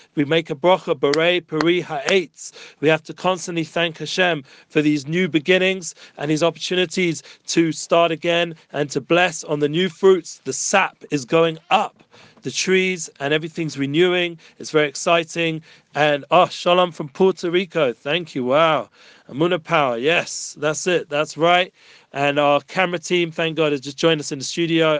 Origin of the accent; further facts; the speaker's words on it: England, United Kingdom; now in Jerusalem, Israel; I'm from England, so we're somewhat used to the cold